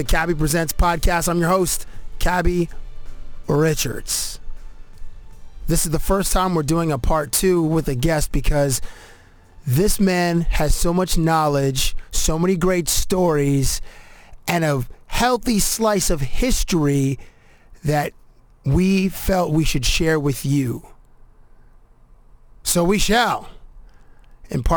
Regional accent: Cambridge, Ontario, Canada; also born or lived in Toronto; we moved to Cambridge when I was 12 from Toronto

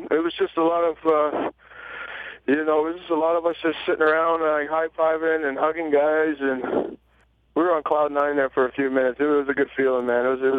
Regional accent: Toronto, Ontario, Canada; I'm still from Scarborough

